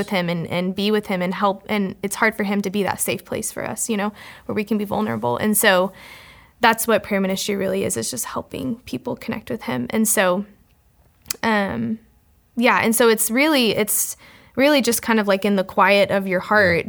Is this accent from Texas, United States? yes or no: yes; Fort Worth, Texas, United States; moved away as an adult; also born or lived in College Station, Texas; I grew up in Fort Worth, Texas, with my twin sister and my parents